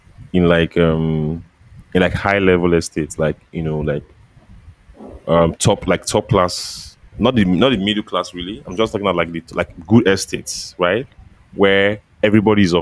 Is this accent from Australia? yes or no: no; Agbor, Delta, Nigeria; moved away as an adult; now in Lagos, Nigeria; we grew up in Agbo